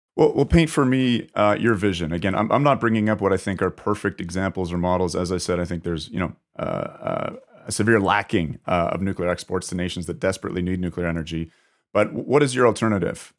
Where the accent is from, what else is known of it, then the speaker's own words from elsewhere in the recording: Canada; as a Canadian